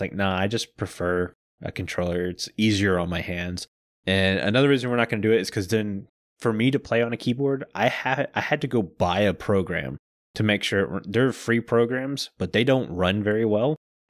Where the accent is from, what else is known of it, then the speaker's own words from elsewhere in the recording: Deep South, United States; I find that funny because I'm from the Deep South and I can't speak in a deep Southern accent for more than 2 seconds.